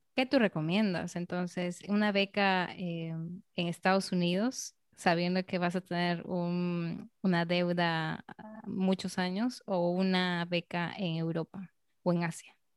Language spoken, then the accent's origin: Spanish; Peru; en mi propia ciudad, en Perú